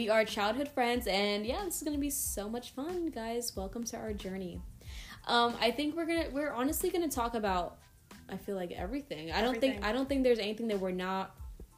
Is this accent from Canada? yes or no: no; Trinidad & Tobago; My nationality, I'm Trinidadian